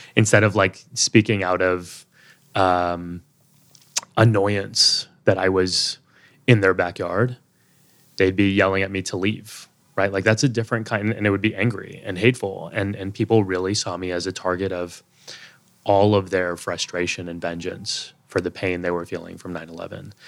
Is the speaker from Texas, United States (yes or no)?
yes; Texas, United States; moved away as an adult; also born or lived in Boston; now in New York City, United States; growing up in Texas